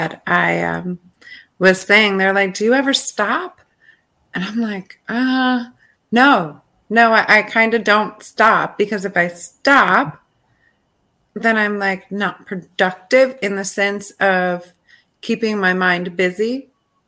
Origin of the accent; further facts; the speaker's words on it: Rochester, New York, United States; I'm from Rochester, New York, born and raised here